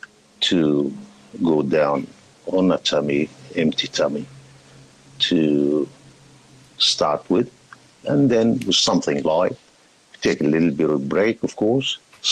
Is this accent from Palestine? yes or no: yes; Palestine; now in Australia; Originally, I am from Palestine, immigrated about 37, 38 years ago to Australia, enjoying the life around here.